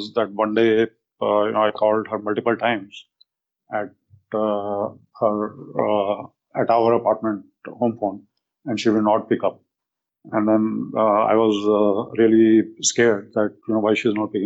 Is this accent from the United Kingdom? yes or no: no; India; moved away as an adult; now in United States; I'm from India